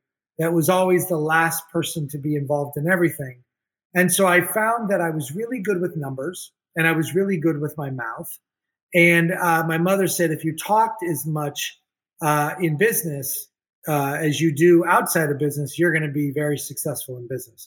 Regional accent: Miami, Florida, United States; also born or lived in Beirut, Lebanon; Grew up in Miami, Florida the whole time

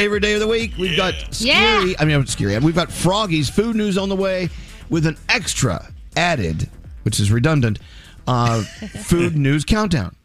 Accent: Texas, United States; growing up in Texas, I love my Mexican food

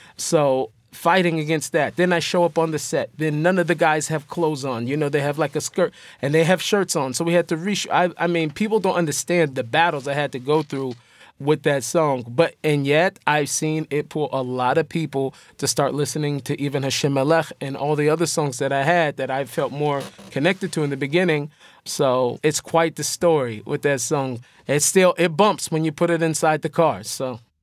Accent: Seattle, Washington, United States; Me growing up in Seattle

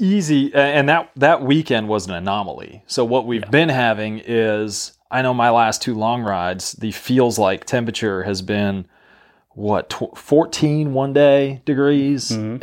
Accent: New Mexico, United States; moved away; I'm from New Mexico originally

